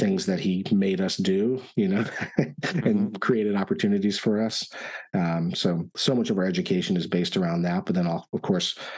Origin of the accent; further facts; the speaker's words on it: Richmond, Virginia, United States; moved away as an adult; also born or lived in Florida; now in Austin, United States; we're originally from Richmond, and so I did my undergraduate work at Virginia Commonwealth University